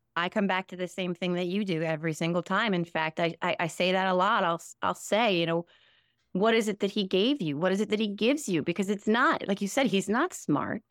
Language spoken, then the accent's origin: English; New Jersey, United States; also born or lived in Morristown, New Jersey / Sussex County, New Jersey / Ireland / Saginaw, Michigan; I'm Born and raised in New Jersey, um, born in Morristown, New Jersey, nineteen seventy-four